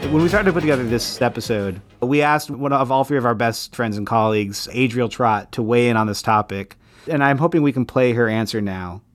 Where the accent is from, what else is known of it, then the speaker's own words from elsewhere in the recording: Utah, United States; moved away; I grew up in Utah, and I miss the Southwest every day still